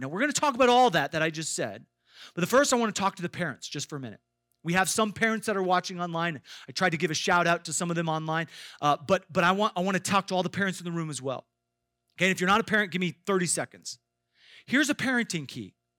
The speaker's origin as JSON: {"language": "English", "region": "Iowa", "country": "United States", "tie": "born or raised there", "said": "I grew up in Iowa"}